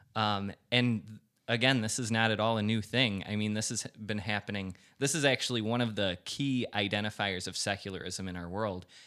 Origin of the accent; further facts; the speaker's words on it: United States; as an American